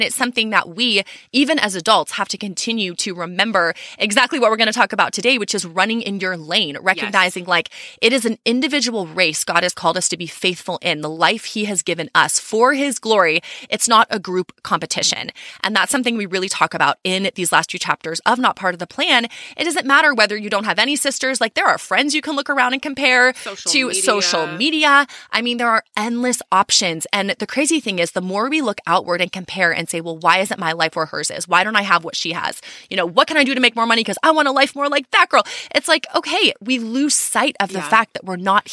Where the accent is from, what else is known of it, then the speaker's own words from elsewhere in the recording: Texas, United States; we're from Texas